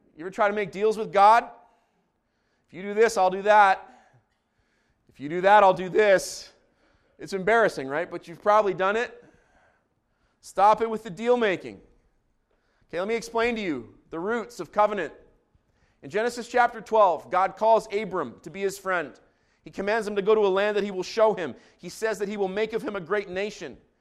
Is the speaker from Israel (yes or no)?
yes; Jerusalem, Jerusalem District, Israel; moved away; I grew up in Jerusalem.